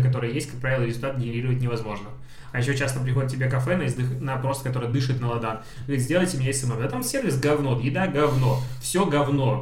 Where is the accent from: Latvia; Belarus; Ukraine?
Belarus; я белорус